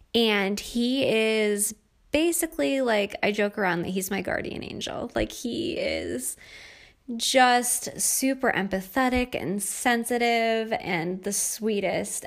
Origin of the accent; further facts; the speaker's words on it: New York, United States; moved away as an adult; also born or lived in Pittsburgh, Pennsylvania / Virginia Beach, Virginia; I grew up in New York State and a beautiful area of New York, right on the lake, and, uh, really had a pretty typical childhood